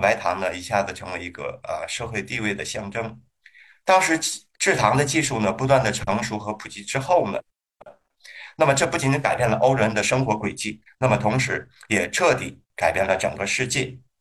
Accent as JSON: {"language": "Chinese", "region": "Hebei", "country": "China", "tie": "born or raised there", "moved": "yes", "lives_now": "Shenzhen, China", "said": "河北的这个叫蜂蜜麻糖，啊，是我们家乡的一个特产"}